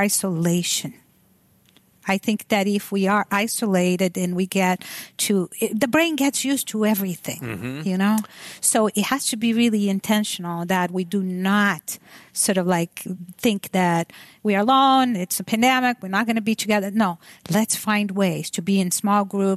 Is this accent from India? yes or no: no; Brazil; moved away; I'm from Brazil.